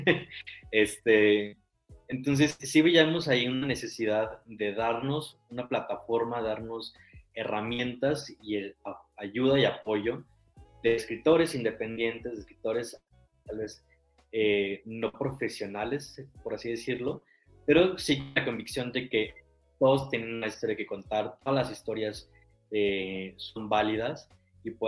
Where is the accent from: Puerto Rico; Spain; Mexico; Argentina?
Mexico; Aguascalientes; now in Mexico City, Mexico; soy hidrocálido, pero ya llevo un rato viviendo en la Ciudad de México, entonces me considero chilango por adopción.